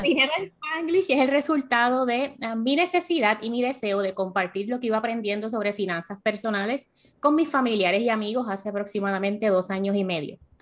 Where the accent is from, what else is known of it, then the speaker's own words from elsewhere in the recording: Puerto Rico; moved away as an adult; also born or lived in Miami / North Carolina; now in United States; yo nací y crecí en Puerto Rico y a los 26 años se me dio la oportunidad de mudarme a Miami y luego a Carolina del Norte